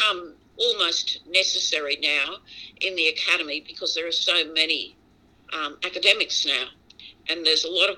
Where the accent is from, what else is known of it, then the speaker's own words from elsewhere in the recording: Brisbane, Queensland, Australia; I was born in Brisbane, as I said, and I went to schools in rural and urban Brisbane, suburban Brisbane, actually.